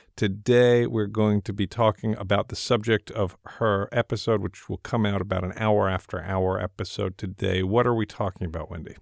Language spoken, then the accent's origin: English; United States; I, as a American man and also as a Jewish American man